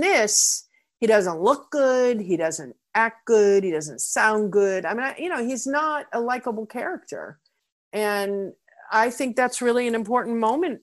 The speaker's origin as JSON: {"language": "English", "town": "New York City", "region": "New York", "country": "United States", "said": "I'm from New York City."}